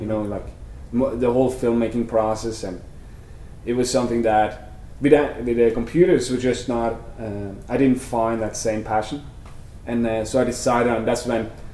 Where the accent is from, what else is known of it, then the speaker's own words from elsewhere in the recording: Vestfold, Norway; moved away as an adult; also born or lived in Sandefjord, Norway; now in United States; I'm from Norway. I was born in a small country town called uh, Kodar, and uh, when I was maybe 13 or 14, we moved to the city Sandefjord. That's sort of where I grew up.